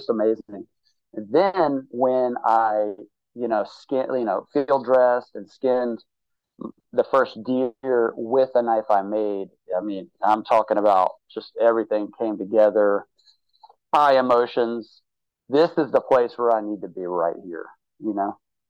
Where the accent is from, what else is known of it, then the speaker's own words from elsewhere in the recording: Mobile, Alabama, United States; I'm from South Alabama. I would go hunting with my dad and everything.